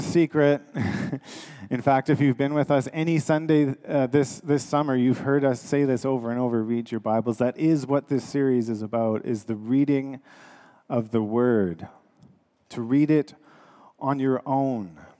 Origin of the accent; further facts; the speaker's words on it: Canada; we are Canadian